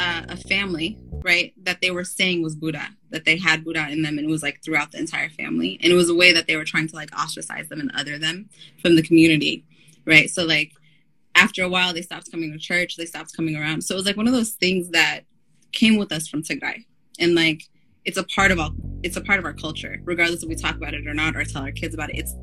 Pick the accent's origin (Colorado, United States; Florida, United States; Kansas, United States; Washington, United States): Colorado, United States; Denver; I grew up in Denver